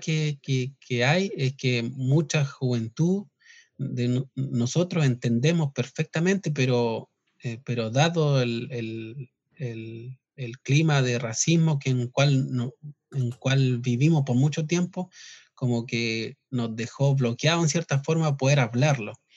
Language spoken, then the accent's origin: Spanish; southern Chile, Chile; originariamente nosotros somos de acá del sur. Eh, nuestro territorio ancestral eh, abarcaba desde Santiago al sur hasta Chiloé